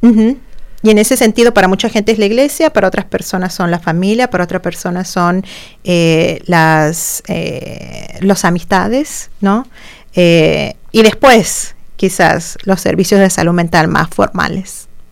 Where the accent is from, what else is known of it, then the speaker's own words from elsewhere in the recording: Argentina; moved away as an adult; also born or lived in Santiago, Chile / Champaign-Urbana, Illinois; now in United States; en mi país natal, en Argentina